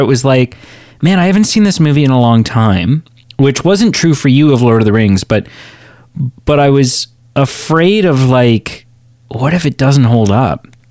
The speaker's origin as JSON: {"language": "English", "country": "Canada", "said": "a two-year-old Canadian in nineteen ninety-four"}